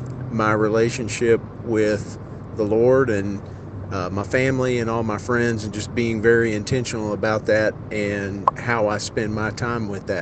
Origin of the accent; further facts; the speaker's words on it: Carrollton, Georgia, United States; I'm from Carrollton, Georgia.